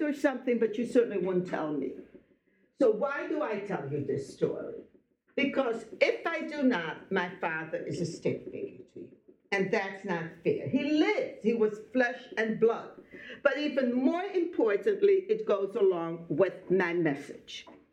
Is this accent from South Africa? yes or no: no; Belgium; I was born in Belgium